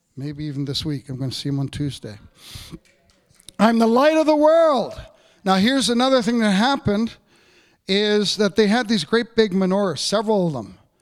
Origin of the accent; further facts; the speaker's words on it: Canada; I grew up in Cape Royal